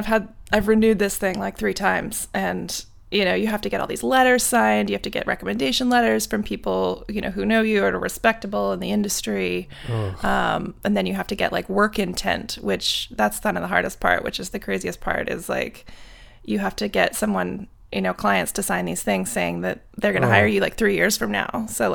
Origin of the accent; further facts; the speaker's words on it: Canada; now in United States; Obviously, I moved here from Canada, so, you know, it's been a little while just getting settled in the States